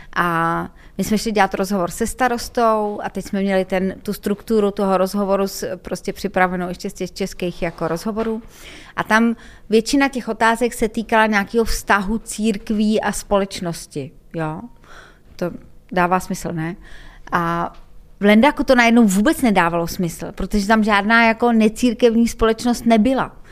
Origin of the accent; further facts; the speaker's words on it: Czechia; já jako Češka